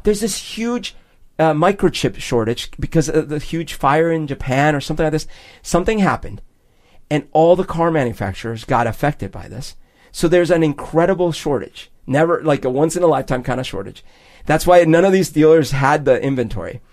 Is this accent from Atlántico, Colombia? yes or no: no; Bogotá, Bogotá Capital District, Colombia; moved away; when I was growing up in Bogota